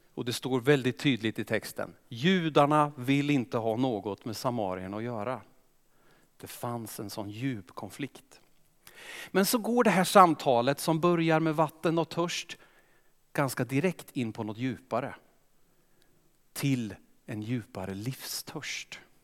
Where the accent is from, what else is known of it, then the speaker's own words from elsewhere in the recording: Östergötland, Sweden; accent: Östergötland; jag är östgöte, kommer säkert lysa igenom